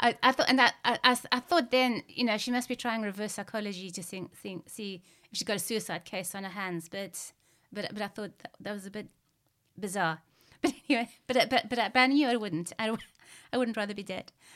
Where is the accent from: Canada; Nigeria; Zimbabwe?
Zimbabwe; growing up in Zimbabwe